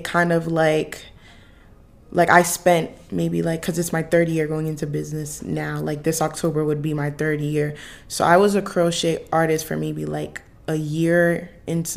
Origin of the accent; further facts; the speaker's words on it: Providence, Rhode Island, United States; I'm from Providence, Rhode Island, but I'm here staying on campus